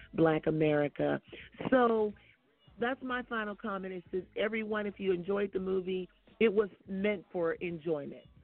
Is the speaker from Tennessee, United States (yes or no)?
no; Oakland, California, United States; I come from Oakland